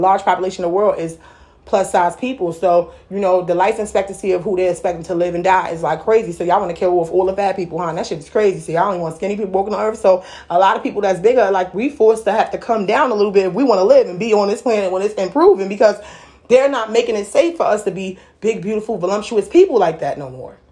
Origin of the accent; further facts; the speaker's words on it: New York City, New York, United States; I'm really from Brooklyn